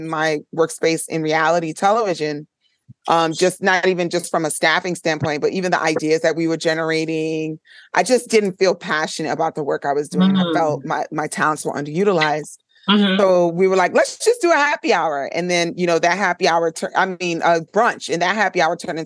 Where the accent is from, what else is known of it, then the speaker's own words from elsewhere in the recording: New York City, New York, United States; they raised me in the Flatbush area of Brooklyn.